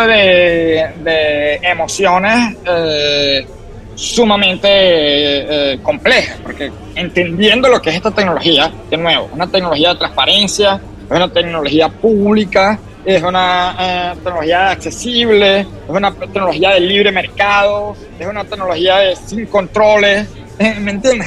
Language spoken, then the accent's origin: Spanish; Venezuela; moved away as an adult; also born or lived in Boston, United States; now in San Francisco, United States; como venezolano que me regresé al país